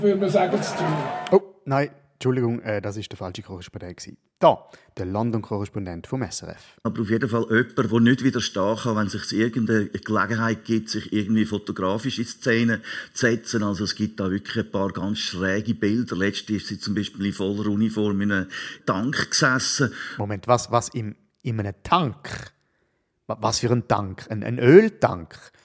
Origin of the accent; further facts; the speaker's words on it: Switzerland; bei uns in der Schweiz